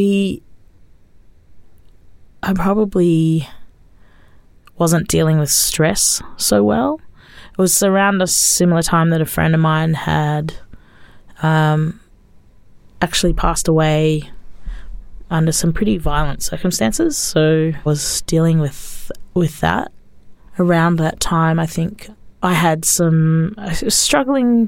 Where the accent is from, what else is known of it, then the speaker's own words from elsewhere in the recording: Australia; growing up in Australia, we were going to speak English anyway